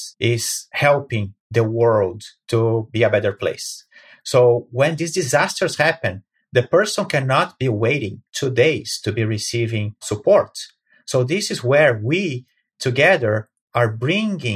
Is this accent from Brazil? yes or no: yes; Brazil; moved away; I'm originally from Brazil